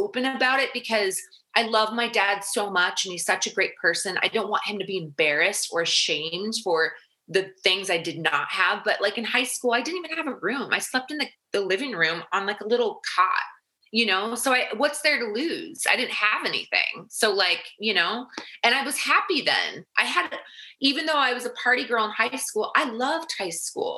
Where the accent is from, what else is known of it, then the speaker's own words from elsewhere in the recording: United States; also born or lived in Arizona; we're from the States.